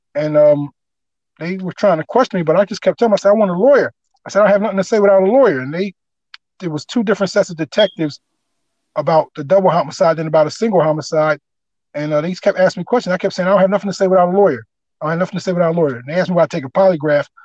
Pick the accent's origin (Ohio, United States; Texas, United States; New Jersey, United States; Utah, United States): New Jersey, United States; Camden; born or raised there